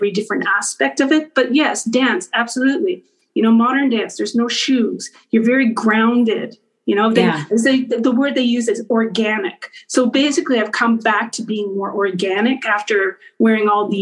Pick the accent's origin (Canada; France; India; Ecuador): Canada; Winnipeg, Manitoba; moved away; also born or lived in New York; I grew up in Winnipeg, Manitoba.